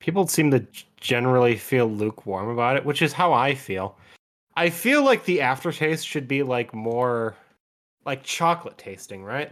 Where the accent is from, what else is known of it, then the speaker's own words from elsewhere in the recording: Wisconsin, United States; we're from Wisconsin